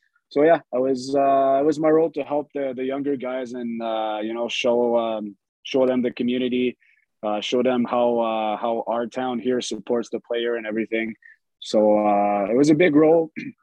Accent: Val-d'Or, Quebec, Canada; I got drafted in my hometown in Val d'Or. So, yeah, I played from 16 to my overage year in my hometown.

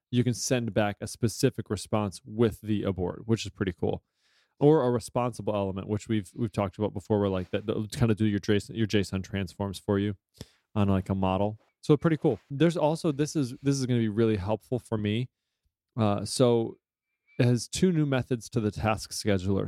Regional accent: United States; I'm an American and I am not multilingual

